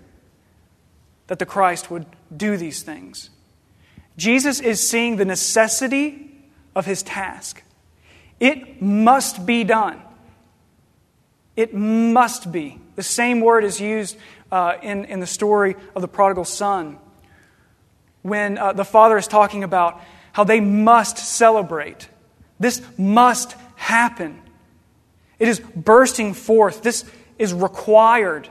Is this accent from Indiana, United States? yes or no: no; Paducah, Kentucky, United States; I'm from Paducah, Kentucky